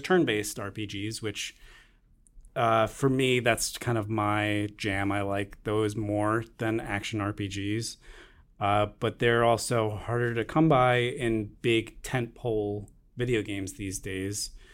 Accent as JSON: {"language": "English", "area": "Long Island", "region": "New York", "country": "United States", "tie": "born or raised there", "said": "growing up on Long Island, a lot of people fish"}